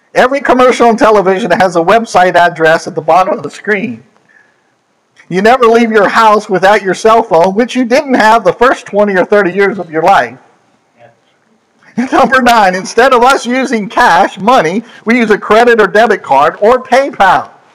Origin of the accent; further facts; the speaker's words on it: Pennsylvania, United States; moved away; my home state of Pennsylvania